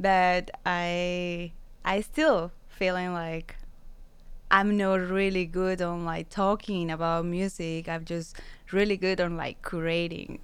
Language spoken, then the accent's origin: English; San Luis Potosí, Mexico; English is a second language; moved away; I'm from Mexico, San Luis Potosi.